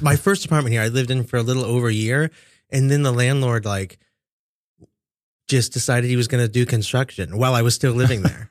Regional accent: Kansas City, Missouri, United States; now in New York, United States; my hometown, Kansas City

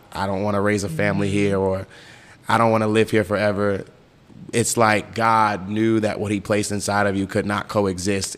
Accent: New York City, New York, United States; I'm from New York

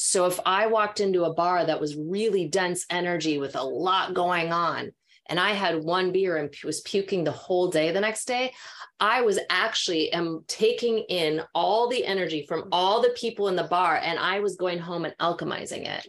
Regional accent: Minnesota, United States; now in California, United States; growing up in Minnesota

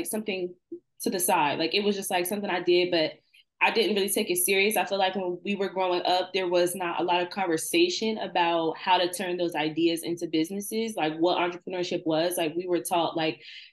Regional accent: Trenton, New Jersey, United States; my hometown is Trenton, New Jersey

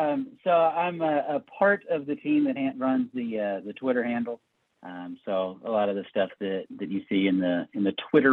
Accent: Evansville, Indiana, United States; also born or lived in Louisville; I am from the Evansville area where I'm currently living.

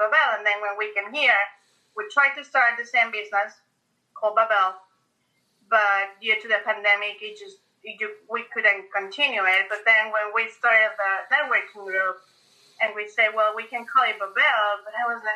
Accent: Mexico; moved away as an adult; now in Florida, United States; we're originally from Mexico

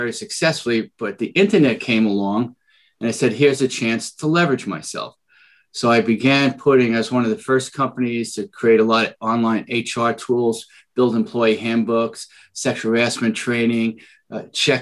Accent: New York City, New York, United States; accent: Bronx; moved away as an adult; now in San Diego, United States; you'll hear my Bronx accent, right? So that's where it all started. And at 20, I moved out to California to work on a tuna boat in San Diego, and I never left

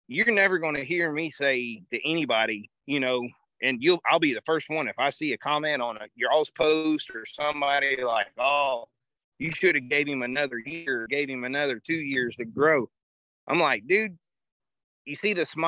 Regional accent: hometown of Chipper Jones, Florida, United States; my hometown's where Chipper Jones is born and raised

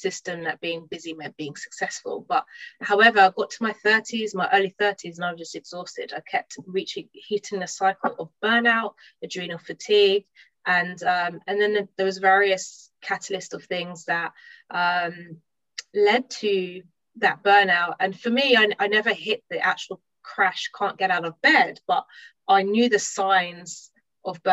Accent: London, United Kingdom; I'm from London. I live in London at the moment.

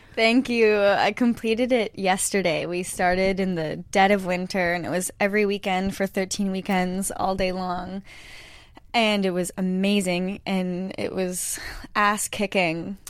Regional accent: Sudbury, Ontario, Canada; moved away; we're both from Sudbury

